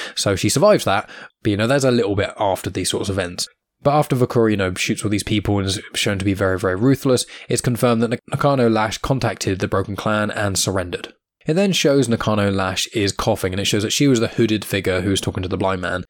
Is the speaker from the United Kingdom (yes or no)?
yes; United Kingdom; accent: British; my accent are being British.